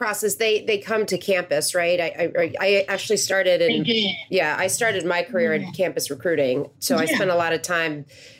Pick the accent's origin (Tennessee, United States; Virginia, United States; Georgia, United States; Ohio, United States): Virginia, United States; McLean; So I grew up in McLean